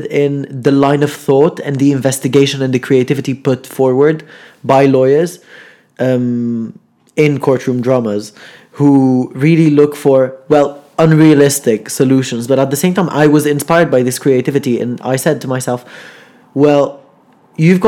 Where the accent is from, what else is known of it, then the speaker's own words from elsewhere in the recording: Lebanon; now in Manchester, United Kingdom; I'm from Lebanon